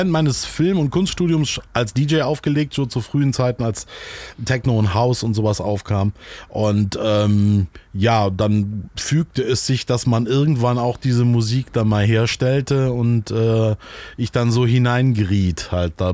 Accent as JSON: {"language": "German", "town": "Solingen", "region": "North Rhine-Westphalia", "country": "Germany", "tie": "born there", "said": "Ähm, ich komme eigentlich, ich bin geboren in Solingen in der wunderschönen verregneten Stadt und ähm, so in der Nähe von Köln und Düsseldorf."}